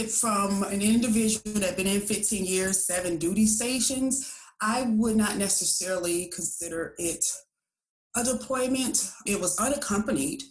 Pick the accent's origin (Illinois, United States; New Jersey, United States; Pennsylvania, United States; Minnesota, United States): Illinois, United States; Chicago; moved away as an adult; growing up in Chicago